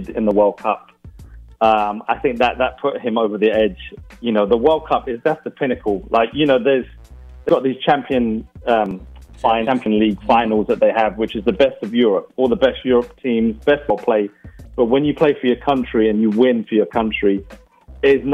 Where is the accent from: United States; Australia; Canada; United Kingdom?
United Kingdom; England; I'm English.